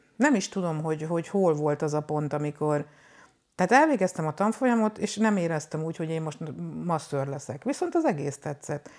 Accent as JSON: {"language": "Hungarian", "country": "Hungary", "also_born_or_lived": "Nyíregyháza / Debrecen", "moved": "as an adult", "lives_now": "Budapest, Hungary", "said": "2000-ben kerültem Budapestre, előtte, hogy a Nyíregyházán, Debrecenben jártam iskolába, mert hogy én vidéki lány vagyok"}